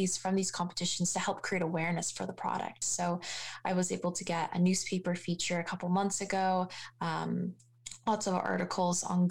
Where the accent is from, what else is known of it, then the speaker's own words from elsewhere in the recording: Hamilton, Ontario, Canada; I'm born and raised in Hamilton. I've gone to school, elementary school here. I've grown up in Hamilton